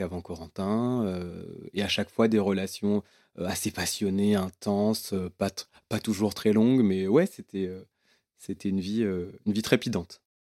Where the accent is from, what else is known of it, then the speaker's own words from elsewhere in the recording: Réunion; j'ai grandi à la Réunion